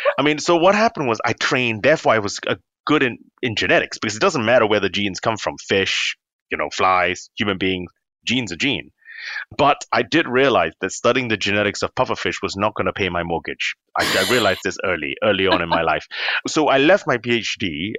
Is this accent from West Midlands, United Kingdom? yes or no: no; London, United Kingdom; born there; now in Cambridge, United Kingdom; I'm in Cambridge, but I was born in London because my parents are Singaporean, but my dad was doing clinical training.